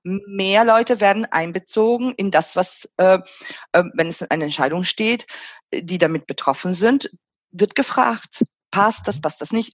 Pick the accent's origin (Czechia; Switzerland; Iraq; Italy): Italy; moved away; meine Heimatland als Beispiel nehmen, äh, Italien